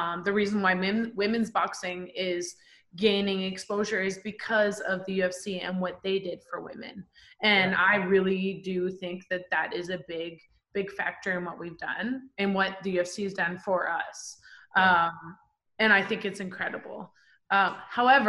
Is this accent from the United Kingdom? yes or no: no; Canada; I'm a Canadian